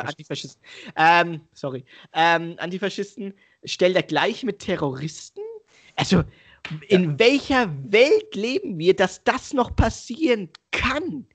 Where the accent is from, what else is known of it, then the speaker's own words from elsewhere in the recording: Germany; ein Deutscher mit Migrationshintergrund